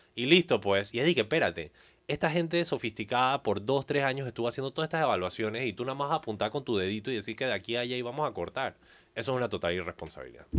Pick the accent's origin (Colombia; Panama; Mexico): Panama; como panameños no podemos seguir aceptando cosas como la cinta costera 3